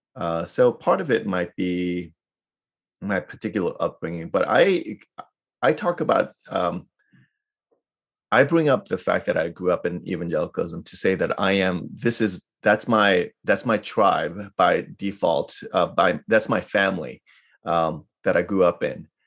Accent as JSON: {"language": "English", "town": "New York City", "region": "New York", "country": "United States", "tie": "born or raised there", "moved": "yes", "lives_now": "Irvine, United States", "said": "I grew up in New York City, so I'm a city kid"}